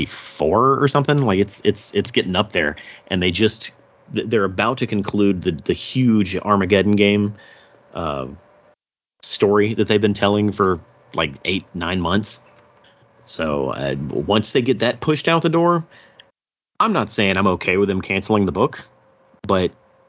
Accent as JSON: {"language": "English", "region": "the South", "country": "United States", "said": "We're from the South, so it's like Lahighton, Pennsylvania."}